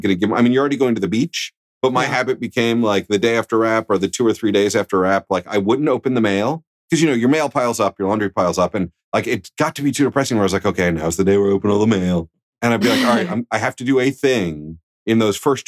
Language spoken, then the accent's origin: English; New York, United States; I'm a New Yorker.